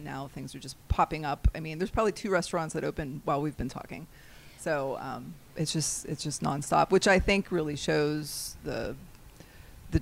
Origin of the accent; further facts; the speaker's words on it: Cranberry Township, Pennsylvania, United States; also born or lived in Pittsburgh, Pennsylvania; I grew up in Cranberry. I graduated from Plum High School